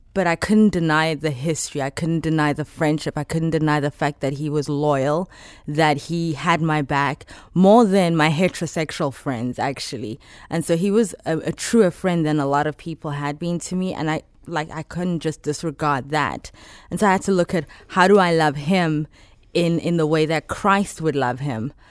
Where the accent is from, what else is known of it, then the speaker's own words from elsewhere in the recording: Johannesburg, Gauteng, South Africa; moved away as an adult; now in Chicago, United States; I'm from South Africa, born and raised in Johannesburg